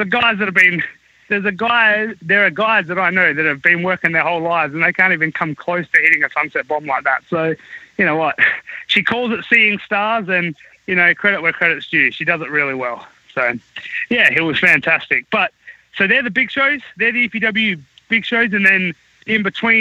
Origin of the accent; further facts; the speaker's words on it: Australia; moved away as an adult; now in United States; I was from Australia